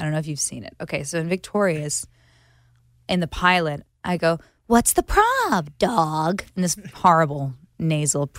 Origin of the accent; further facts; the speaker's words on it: New Jersey, United States; I'm from New Jersey